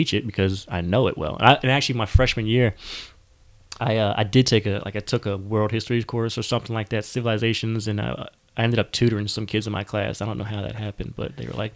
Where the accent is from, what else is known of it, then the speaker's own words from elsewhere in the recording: New Jersey, United States; I grew up in South Jersey, like 30 minutes from Temple